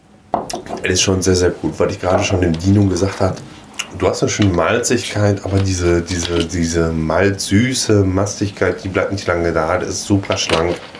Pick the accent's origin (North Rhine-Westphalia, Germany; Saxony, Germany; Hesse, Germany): North Rhine-Westphalia, Germany; Ruhr area; ich komme aus dem Ruhrpott, wir sprechen die Wörter anders aus.